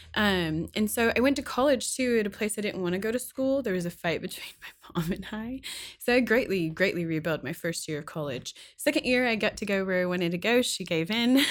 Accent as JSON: {"language": "English", "region": "Kentucky", "country": "United States", "tie": "born or raised there", "said": "I was born and raised in Kentucky."}